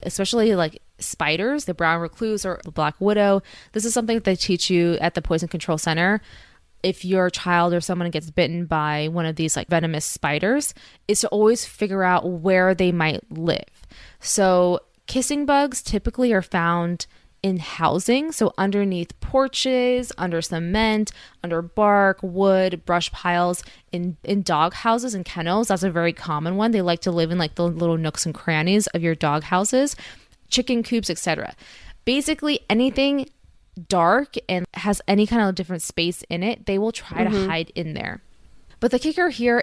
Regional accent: California, United States; we are from California

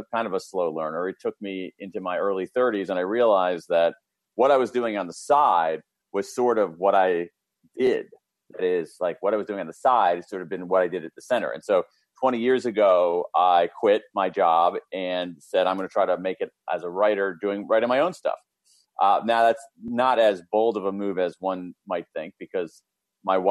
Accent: Columbus, Ohio, United States; I grew up in Central Ohio, Columbus, Ohio, middle class family, middle of America

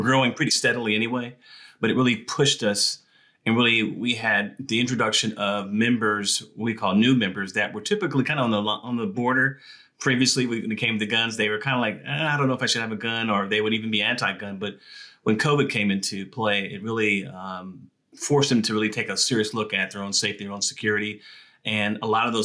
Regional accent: California, United States; I'm originally from California

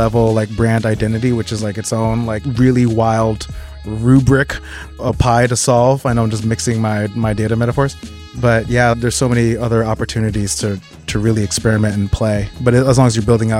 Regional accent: South Orange, New Jersey, United States; now in New York City, United States; So I grew up in South Orange, New Jersey.

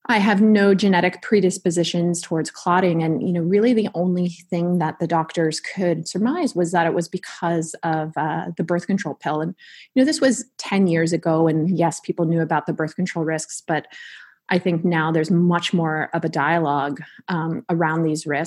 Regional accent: California, United States; being a Californian native

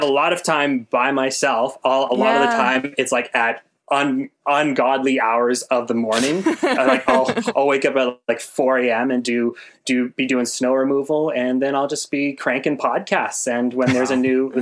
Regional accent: Regina, Saskatchewan, Canada; I'm from Regina

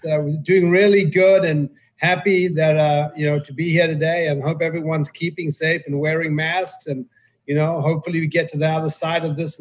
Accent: South Africa; moved away as an adult; now in United States; So I grew up in apartheid South Africa.

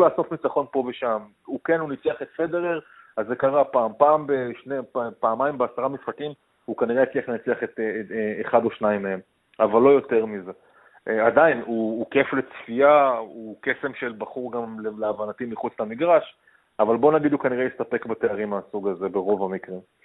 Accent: Israel; בתור ישראלי ממוצע

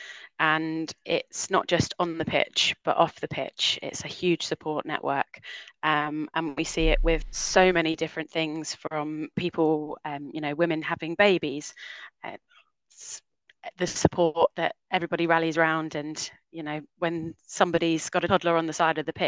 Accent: Portsmouth, South East England, United Kingdom; moved away as an adult; also born or lived in Hull

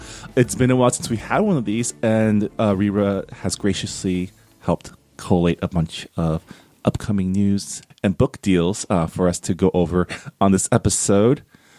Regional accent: California, United States; also born or lived in Maryland; When I was in Maryland, where it rains like half the year, I was never like, because I was raised in California

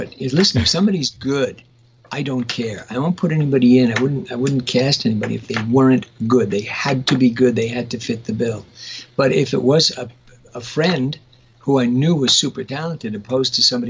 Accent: New York City, New York, United States; moved away; I grew up in Brooklyn, and Annie, his mother, and I were good friends, along with a whole bunch of other Brooklyn peeps.

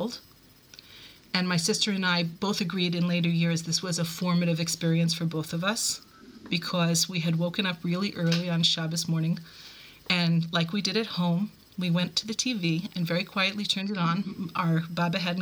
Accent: New York, United States; moved away as an adult; also born or lived in Buffalo, New York / Cleveland, Ohio; now in Israel; I was born in New York, raised in both Brooklyn and Queens

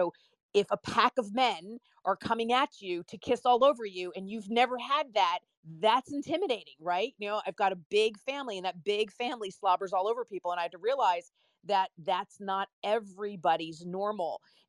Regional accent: Italy; In Italy.

